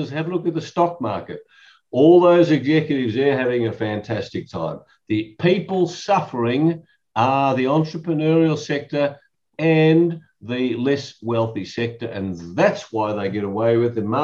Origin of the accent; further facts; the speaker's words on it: Melbourne, Victoria, Australia; Yes, I was I was born in Melbourne many years ago. In fact, I'll be 70 in October. And so I was born in 1952.